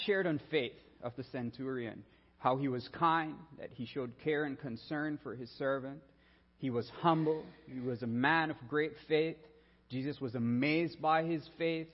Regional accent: Belize; moved away; I'm a Caribbean boy, born and raised in Belize, land of the free by the Carib Sea

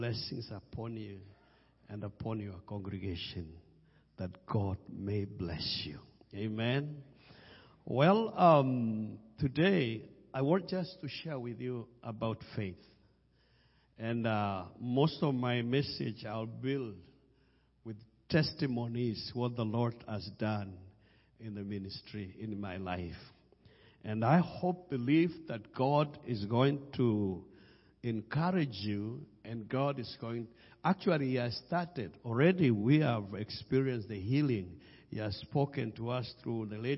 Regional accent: Kenya; English is a second language; I come from Kenya

